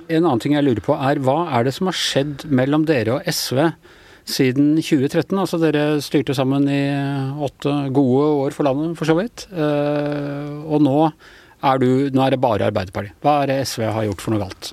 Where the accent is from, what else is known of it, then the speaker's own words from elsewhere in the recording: Ås, Akershus, Norway; jeg vokste opp i en Senterpartikommune ute på, ut på Ås.